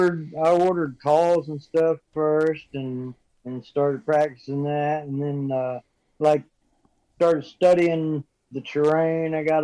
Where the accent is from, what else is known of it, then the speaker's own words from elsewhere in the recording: Fair Grove, Missouri, United States; I grew up in Fairgrove, Missouri, and I've spent most of my life outdoors hunting and fishing